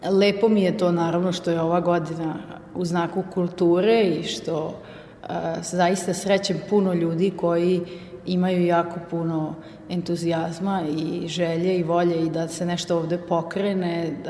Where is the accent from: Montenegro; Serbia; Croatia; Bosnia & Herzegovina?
Serbia; Vojvodina; also born or lived in Austria; to što mi imamo u Vojvodini, tu e, multikulturalnost, raznolikost, šarenilo narodnosti i boja i prirode i to bogatstvo koje mi ovde imamo